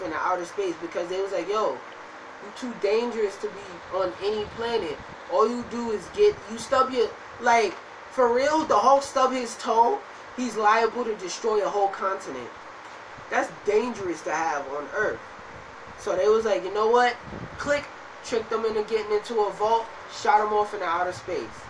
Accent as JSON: {"language": "English", "town": "New York City", "region": "New York", "country": "United States", "said": "I'm from Brooklyn"}